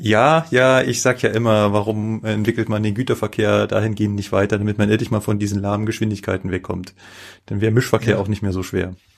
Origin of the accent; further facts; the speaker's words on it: Germany; Ich als äh, Deutsche